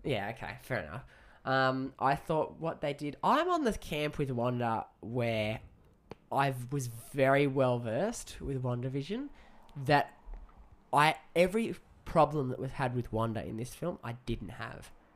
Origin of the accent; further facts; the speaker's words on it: Australia; as an Aussie